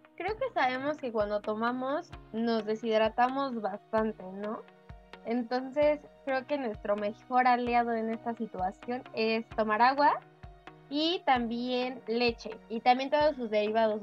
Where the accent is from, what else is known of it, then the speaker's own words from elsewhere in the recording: Mexico; como los mexicanos